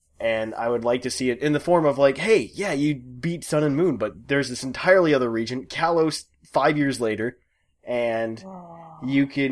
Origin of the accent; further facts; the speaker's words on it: United States; I'm American